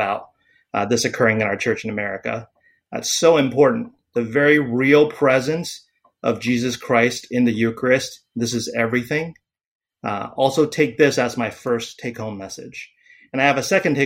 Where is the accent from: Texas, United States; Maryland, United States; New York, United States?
Maryland, United States; Rockville; also born or lived in Taiwan; my family moved to the U.S., have relatives in the U.S., and moved to and grew up in Rockville, Maryland